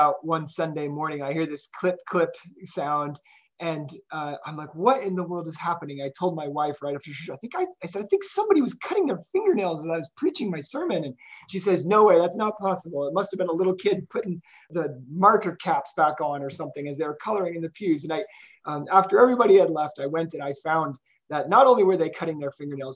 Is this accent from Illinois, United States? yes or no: yes; Morton, Illinois, United States; now in Kansas, United States; Morton, Illinois, which is my hometown